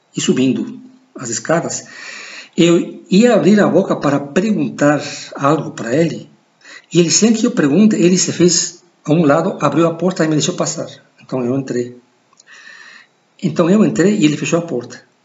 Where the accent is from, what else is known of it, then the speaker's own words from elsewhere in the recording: Ecuador; Portuguese is a second language; moved away; also born or lived in United States / Brazil; sou, sou equatoriano